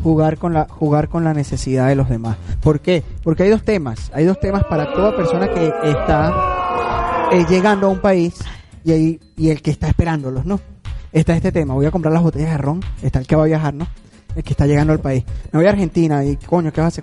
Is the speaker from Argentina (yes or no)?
no; Venezuela; lo que nos caracteriza como venezolanos